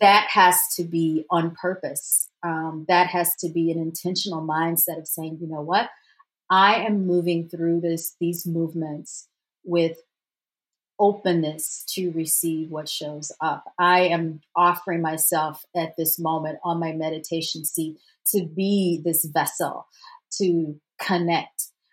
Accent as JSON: {"language": "English", "region": "Louisiana", "country": "United States", "also_born_or_lived": "Washington, D.C.", "moved": "yes", "said": "I'm from the South. I'm from Louisiana"}